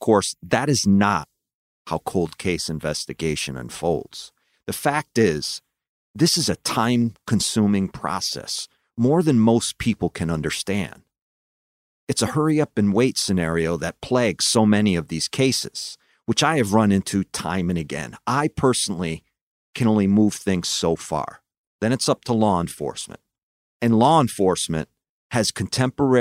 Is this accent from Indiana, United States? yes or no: no; Connecticut, United States; born or raised there